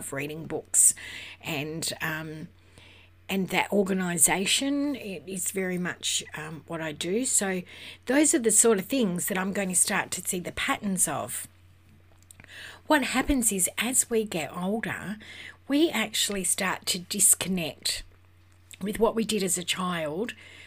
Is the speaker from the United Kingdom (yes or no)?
no; Western Australia, Australia; I'm from Western Australia